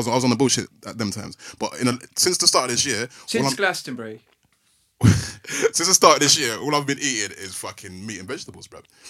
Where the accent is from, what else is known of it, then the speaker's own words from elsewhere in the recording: Nigeria; I was born in Nigeria, yo.